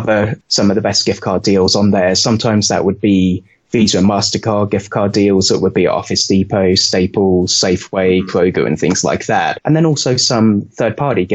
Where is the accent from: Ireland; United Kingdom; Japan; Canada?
United Kingdom; moved away as an adult; now in United States; As you could probably tell from my accent, I grew up in the UK and I moved over here in 2009.